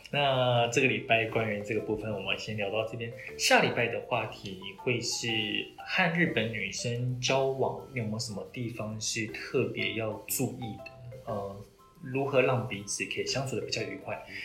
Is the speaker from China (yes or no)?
no; Taiwan; 我是台湾人